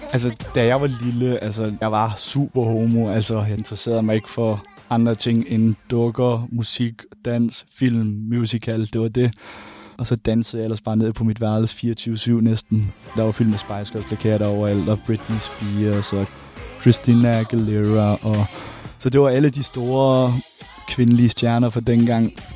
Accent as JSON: {"language": "Danish", "town": "Randers", "region": "Central Denmark Region", "country": "Denmark", "said": "jeg kommer fra Randers her"}